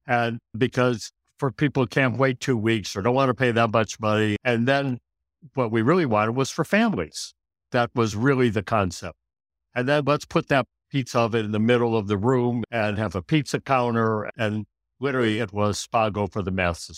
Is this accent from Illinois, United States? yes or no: yes; Chicago, Illinois, United States; moved away as an adult; also born or lived in Washington, D.C.; now in California, United States; growing up in Chicago, you know, I grew up in a family of lawyers.